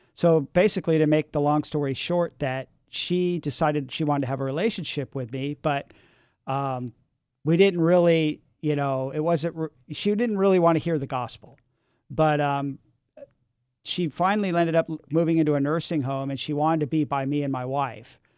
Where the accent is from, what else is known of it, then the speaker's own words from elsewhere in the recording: San Francisco, California, United States; I grew up in San Francisco in the, in the six, in, in the seventies, and, and my parents had moved to San Francisco in nineteen sixty-seven for the summer of love. I was two years old